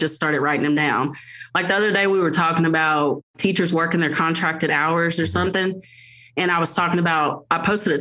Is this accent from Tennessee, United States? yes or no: yes; Jackson, Tennessee, United States; now in Mississippi, United States; I'm from Jackson, Tennessee, but I live in Mississippi